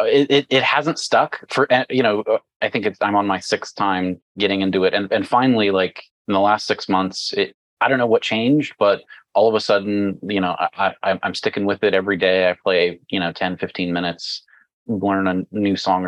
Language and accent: English; Dallas, Texas, United States; accent: Texan (implied); If you can tell from my accent, I'm the Chief Security Officer for Southern Methodist University here in Dallas